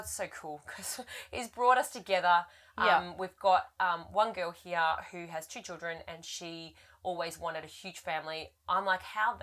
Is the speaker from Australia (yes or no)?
yes; Australia; We are Australian.